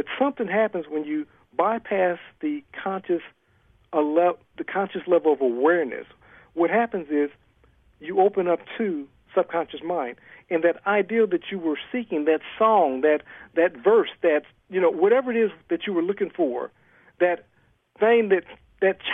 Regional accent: Ohio, United States; moved away as an adult; also born or lived in California; now in Atlanta, United States; I'm originally from Ohio.

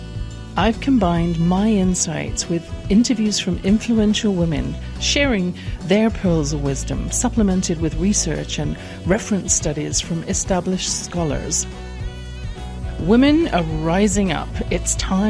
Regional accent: England, United Kingdom; born or raised there

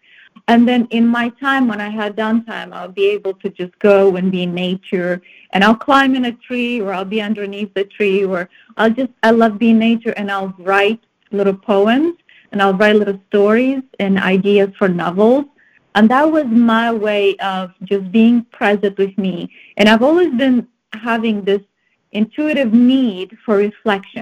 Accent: Moldova; moved away as an adult; also born or lived in Romania; now in United States; I was born and raised in the Republic of Moldova, which is in Eastern Europe

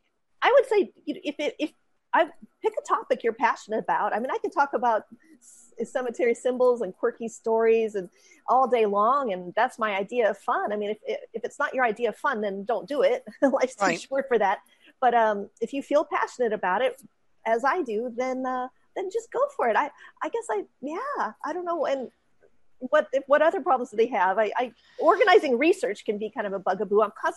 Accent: West Coast, United States; now in North Texas, United States; I grew up on the West Coast.

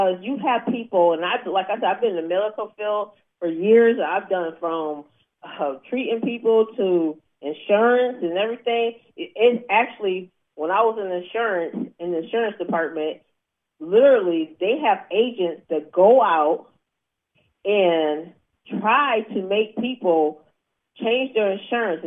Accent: Atlanta, Georgia, United States; I'm from Atlanta, Georgia

